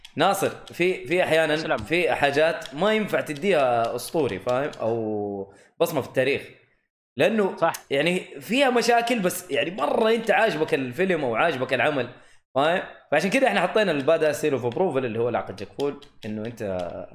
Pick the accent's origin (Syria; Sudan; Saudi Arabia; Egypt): Saudi Arabia; the South, Asir; عندنا في الجنوب في منطقة اسمها خميس مشيط